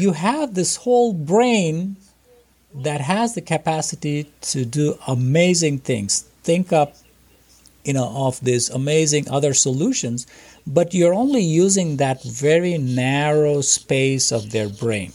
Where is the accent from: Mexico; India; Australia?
India; moved away as an adult; now in United States; I grew up in India